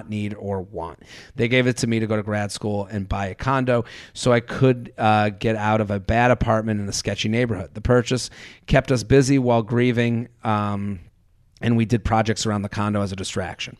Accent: Needham, Massachusetts, United States; moved away; I'm from Needham, which is a suburb outside of Boston. That's a very nice suburb. When I grew up there

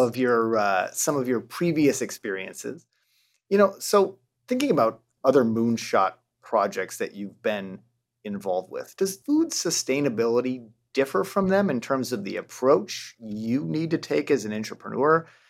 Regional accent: rural Michigan, United States; growing up in rural Michigan

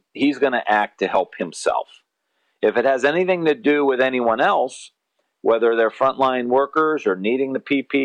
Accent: Northeast Ohio, United States; I'm from Northeast Ohio. We grow up. We have a sports culture

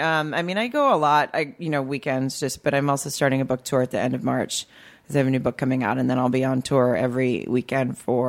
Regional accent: Farmington, Arkansas, United States; born or raised there

